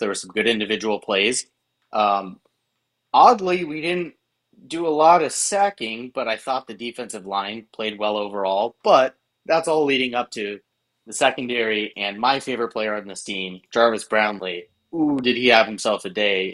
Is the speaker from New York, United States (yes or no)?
no; Massachusetts, United States; I grew up in Massachusetts.